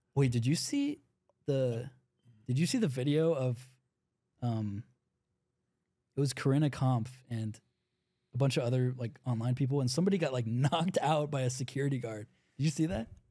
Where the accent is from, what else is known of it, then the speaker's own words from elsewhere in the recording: Atlanta, Georgia, United States; we're from Atlanta